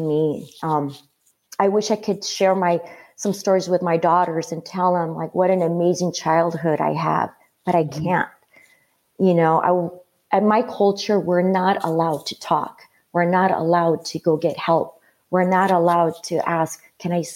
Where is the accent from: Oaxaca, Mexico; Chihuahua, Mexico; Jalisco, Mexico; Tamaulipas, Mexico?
Jalisco, Mexico; Guadalajara; moved away; also born or lived in La Puente, Los Angeles County, California; I grew up in Mexico. I was born here, but I grew up in Mexico in a village